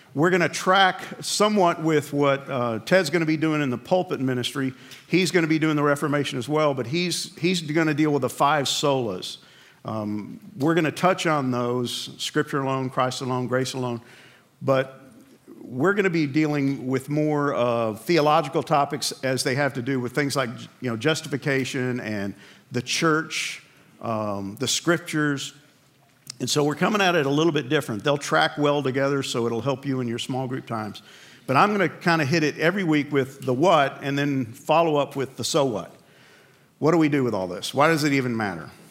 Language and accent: English; New York, United States; I grew up in New York